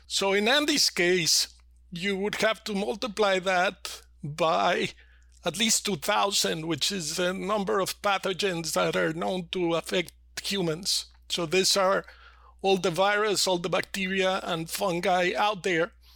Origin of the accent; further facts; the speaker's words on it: Mexico City, Mexico; I was born and raised in Mexico City.